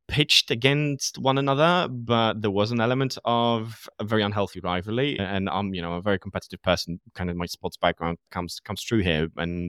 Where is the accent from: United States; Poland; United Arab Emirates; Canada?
Poland; English is a second language; now in United Kingdom; because Poland was born and raised in Poland, lived in the UK for a big chunk of my time in my life. And I've never had a situation where I felt discriminated as a result of being Polish.